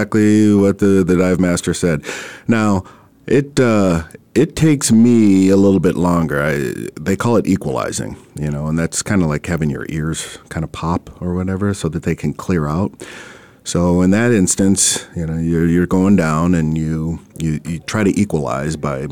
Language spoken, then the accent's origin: English; Minnesota, United States; now in Arizona, United States; I'm originally from Minnesota